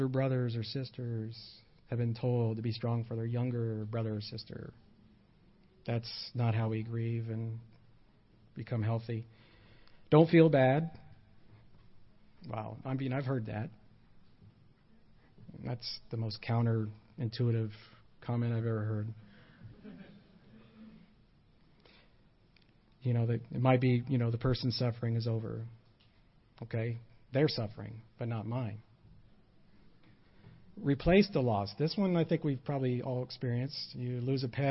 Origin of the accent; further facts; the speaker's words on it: United States; I am an American